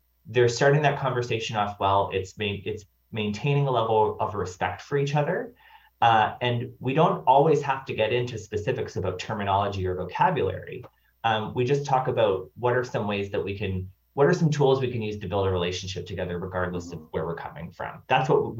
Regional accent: Nova Scotia, Canada; I'm from Nova Scotia

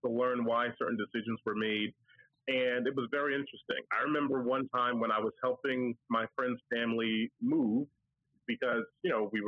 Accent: New York, United States; now in New Jersey, United States; I'm from New York. I live in New Jersey now

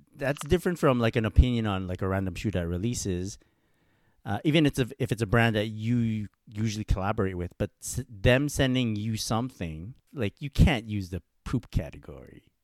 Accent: Montreal, Quebec, Canada; I'm from Montreal

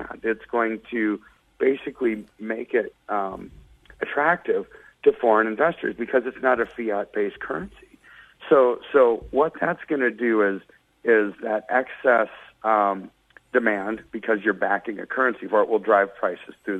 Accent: United States; I'm an American

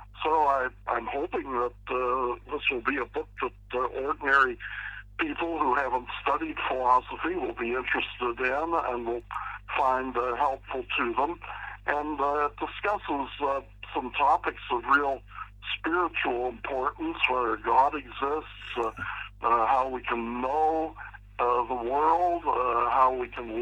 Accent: Pittsburgh, Pennsylvania, United States; moved away as an adult; also born or lived in Philadelphia / California / Orlando, Florida; I was raised in Pittsburgh, Pennsylvania.

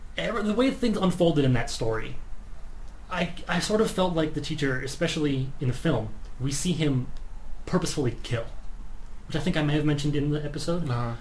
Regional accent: United States; I'm American

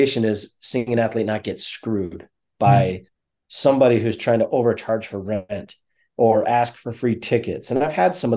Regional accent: South Dakota, United States; also born or lived in Minnesota / Arizona / Colorado; now in Denver, United States; growing up in South Dakota

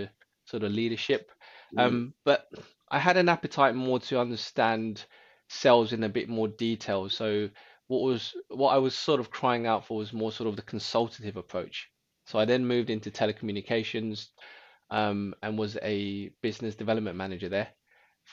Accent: London, United Kingdom; I actually was born in London. So I grew up in Northwest London around the sort of Camden area.

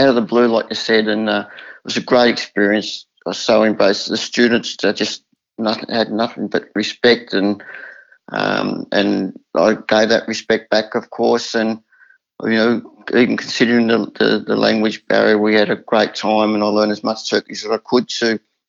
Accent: Caulfield, Victoria, Australia; we used to carpool when we were kids in growing up in Caulfield as jockeys, but in Victoria.

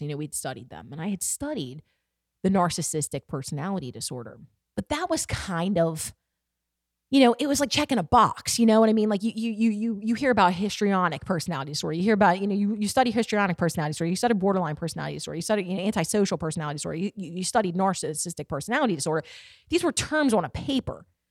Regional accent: Baltimore, Maryland, United States; my hometown, Baltimore

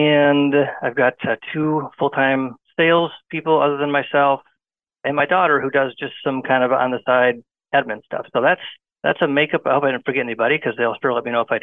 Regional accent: a small town in Michigan, United States; also born or lived in Washington, D.C.; I'm kind of a local guy. I come from a small town. And real estate keeps me around home. It keeps me around my hometown

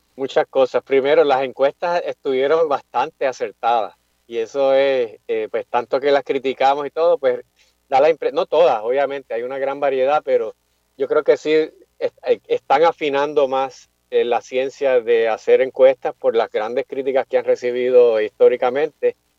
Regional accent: Carolina, Puerto Rico; also born or lived in Mayagüez; yo me crié, nací, me crié aquí en Carolina

